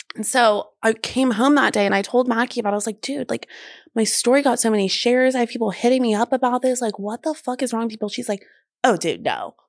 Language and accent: English; the South, United States; I grew up in the South